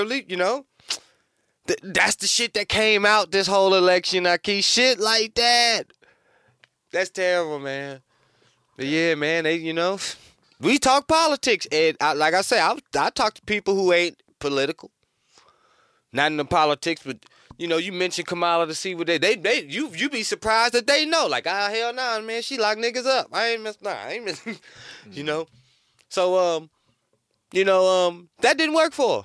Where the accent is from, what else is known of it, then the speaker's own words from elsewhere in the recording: North Carolina, United States; moved away; I'm from North Carolina